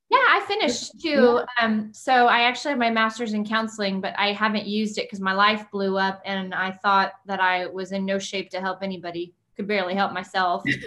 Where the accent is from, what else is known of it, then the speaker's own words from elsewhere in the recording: Kingsville, Texas, United States; moved away as an adult; also born or lived in Houston, Texas; I was uh, raised around my grandparents in the Kingsville, Corpus Christi area